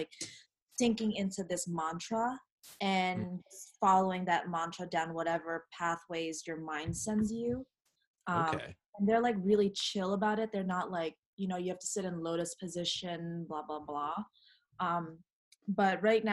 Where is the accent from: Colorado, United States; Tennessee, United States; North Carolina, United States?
North Carolina, United States; I was born and raised in North Carolina, which is in the south